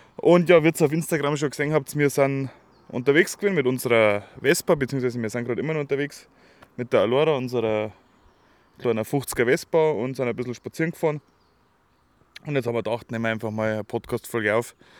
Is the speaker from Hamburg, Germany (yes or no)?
no; Schrobenhausen, Bavaria, Germany; wir kommen ja aus der Spargelstadt Schrobenhausen